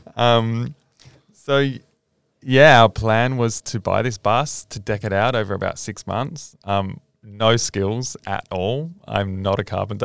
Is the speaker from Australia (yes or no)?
yes; Australia; being an Australian